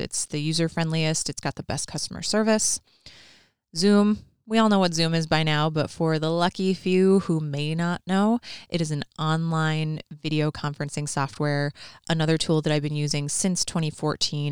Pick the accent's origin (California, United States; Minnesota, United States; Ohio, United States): Minnesota, United States; I'm definitely from Minnesota.